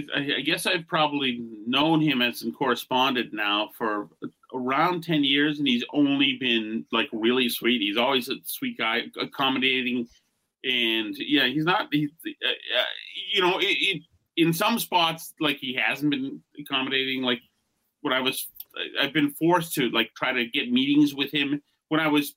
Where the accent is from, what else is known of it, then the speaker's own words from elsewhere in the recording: Winchester, South East England, United Kingdom; We're both from Winchester. We know the same people.